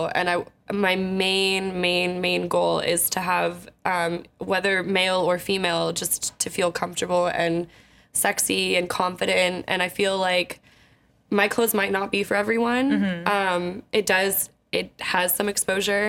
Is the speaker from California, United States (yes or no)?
yes; San Francisco, California, United States; I'm born here in San Francisco, and I spent my whole life here. I've never lived elsewhere